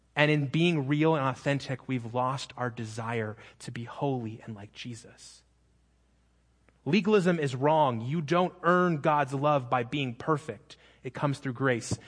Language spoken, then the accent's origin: English; Phoenix, Arizona, United States; moved away; I'm from Phoenix